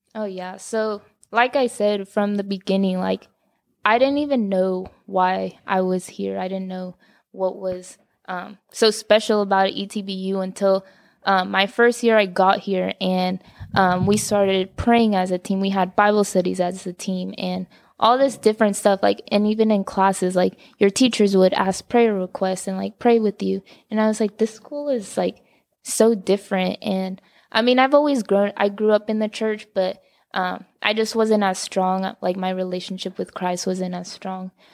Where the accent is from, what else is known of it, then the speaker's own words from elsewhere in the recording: Dallas, Texas, United States; also born or lived in Carrollton; I grew up in Dallas